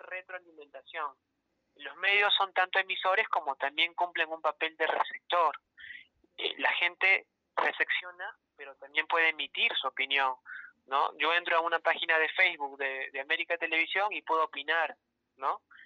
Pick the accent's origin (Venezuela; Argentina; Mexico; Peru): Peru; a los peruanos nos aburre leer.